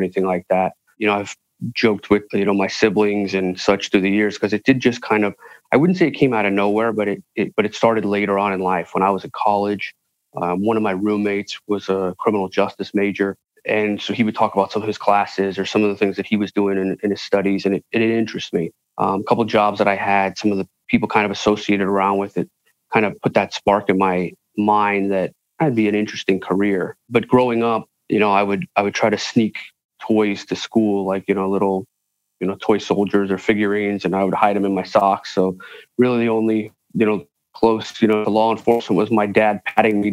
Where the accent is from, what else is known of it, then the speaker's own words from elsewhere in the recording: Southern California, United States; moved away as an adult; also born or lived in San Diego / Los Angeles; now in Las Vegas, United States; I grew up in Southern California, so on the exact West Coast